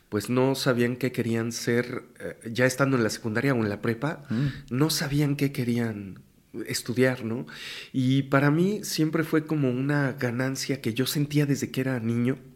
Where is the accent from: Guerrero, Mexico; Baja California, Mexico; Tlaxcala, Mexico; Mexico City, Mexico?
Mexico City, Mexico; Yo nací en la Ciudad de México, eh, mi padre es de la Huasteca Hidalguense, es, de Pachuca. Mm. Mi madre es de acá, de México y toda su familia. Y, yo nací aquí en la Ciudad de México.